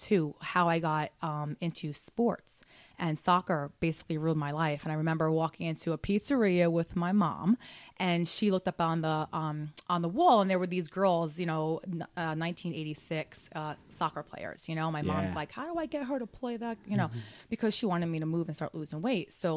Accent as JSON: {"language": "English", "town": "Sayreville", "region": "New Jersey", "country": "United States", "tie": "born or raised there", "also_born_or_lived": "Brooklyn, New York / upstate New York / Belmar, New Jersey", "said": "Jersey. I'm from Sayreville, actually"}